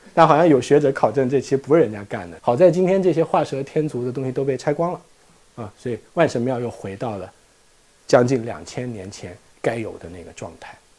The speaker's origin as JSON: {"language": "Chinese", "country": "China", "said": "我们中国人"}